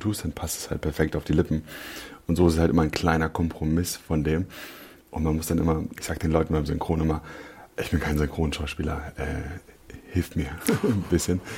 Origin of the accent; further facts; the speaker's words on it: Berlin, Germany; ich bin Berliner. Ich bin äh, Südneukölln aufgewachsen.